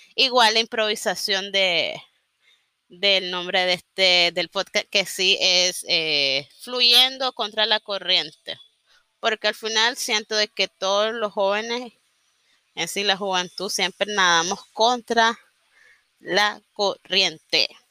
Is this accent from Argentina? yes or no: no; Nicaragua; sobre todo soy nicaragüense, vivo en Nicaragua